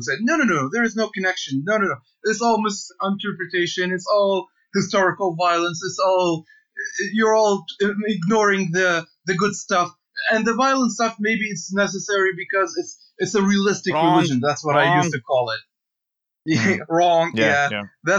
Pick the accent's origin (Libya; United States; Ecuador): Libya; Benghazi, Cyrenaica; moved away as an adult; also born or lived in Canada; now in Toronto, Canada; I'm a Libyan activist. I'm from Benghazi, Libya